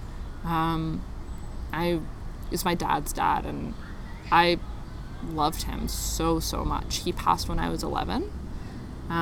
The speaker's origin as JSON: {"language": "English", "town": "Richmond Hill", "region": "Ontario", "country": "Canada", "tie": "born or raised there", "said": "I was born in 1993 on October 6th. At York Central Hospital in Richmond Hill"}